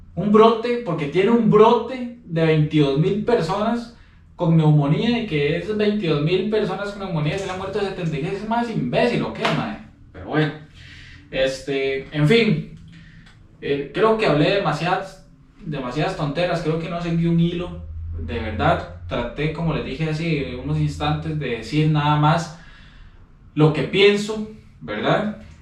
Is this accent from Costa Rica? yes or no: yes; Costa Rica; nosotros como costarricenses, a través de la historia, hemos sido muy xenofóbicos